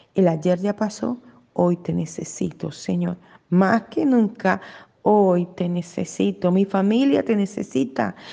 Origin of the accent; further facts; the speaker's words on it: Colombia; yo nací en Colombia